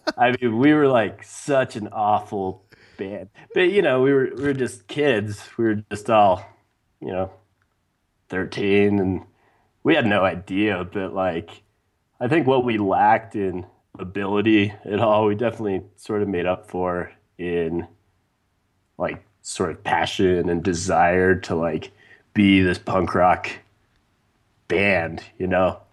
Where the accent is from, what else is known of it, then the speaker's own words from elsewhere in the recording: Wyoming, United States; growing up in Wyoming